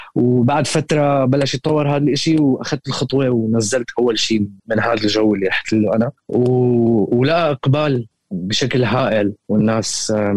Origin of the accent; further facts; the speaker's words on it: Syria; moved away as an adult; نحن آه، كسوريين